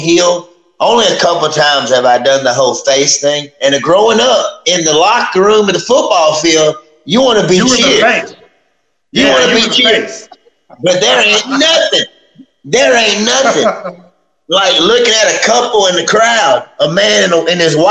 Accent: Oakdale, Louisiana, United States; I love Oakdale, and I'm not saying that because my dad's the mayor, but I love where I come from

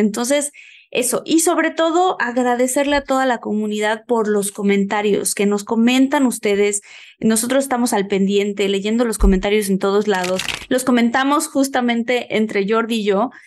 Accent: Mexico; moved away; estar en mi país

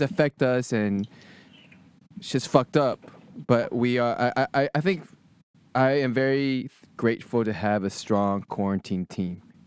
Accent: Sugar Land, Texas, United States; moved away as an adult; also born or lived in Berkeley, California; born and raised in Texas, went to school at Berkeley

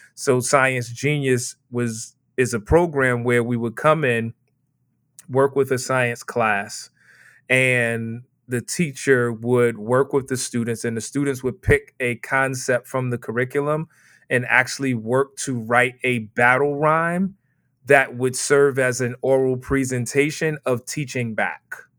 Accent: New York City, New York, United States; Born and raised in Brooklyn, New York

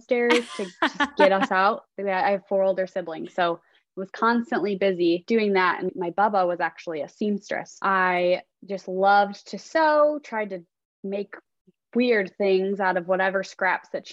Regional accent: Chicago, Illinois, United States; now in Austin, United States; I'm originally from Chicago

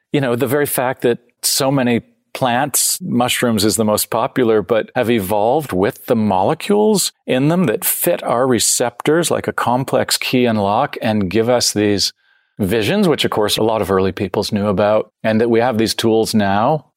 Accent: Canada; also born or lived in San Francisco, United States; I'm, I'm born in San Francisco. I grew up in Canada, so I have both sides

